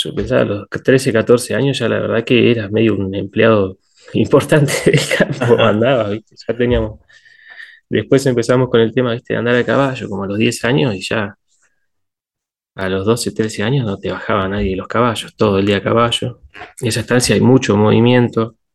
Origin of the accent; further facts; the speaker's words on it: Patagonia, Santa Cruz, Argentina; yo, salí de la Patagonia recién para irme a estudiar a los 18 años. Siempre había estado acá